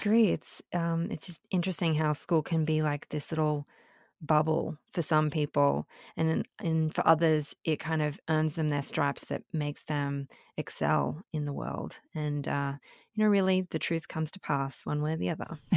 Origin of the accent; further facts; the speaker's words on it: Sydney, New South Wales, Australia; moved away as an adult; also born or lived in Brisbane / Melbourne; now in New York, United States; was born in Sydney, but spent, um, some of my primary school years in Brisbane, and then we moved back to Sydney, and I, um, went through high school in Sydney